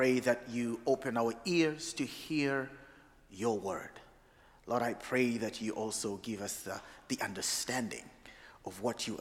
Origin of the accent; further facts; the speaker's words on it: Uganda; also born or lived in Massachusetts; now in Providence, United States; I come from originally from Uganda, not Massachusetts. I live in Massachusetts right now.